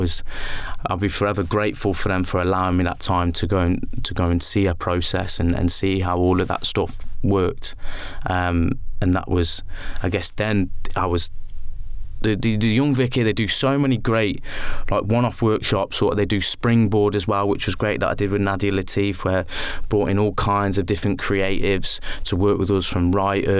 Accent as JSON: {"language": "English", "town": "Rugeley", "region": "West Midlands", "country": "United Kingdom", "tie": "born or raised there", "moved": "yes", "said": "when I was growing up in Rugeley"}